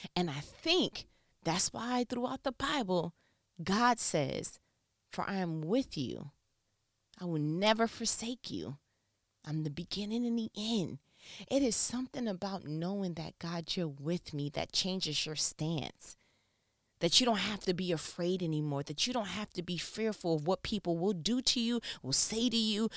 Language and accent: English; New York, United States; I'm from New York